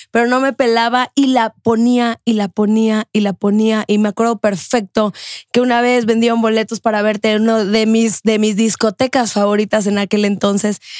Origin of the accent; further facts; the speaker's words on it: Cali, Valle del Cauca, Colombia; accent: Caleña; De Cali. Yo, debería hablar así.